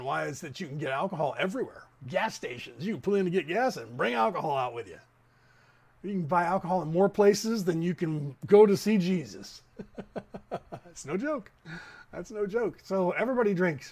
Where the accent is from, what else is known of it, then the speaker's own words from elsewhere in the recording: Concord, California, United States; the town that we grew up in Concord